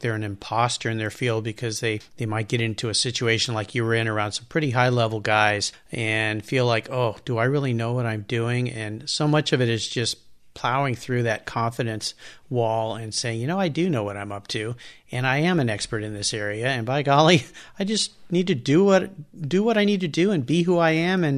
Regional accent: San Diego, California, United States; I grew up in La Jolla

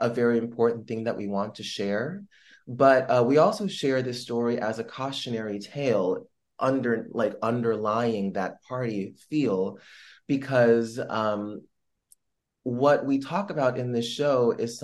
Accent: Los Angeles, California, United States; moved away as an adult; I was born and raised in Los Angeles, California, but both of my parents immigrated here from the Philippines

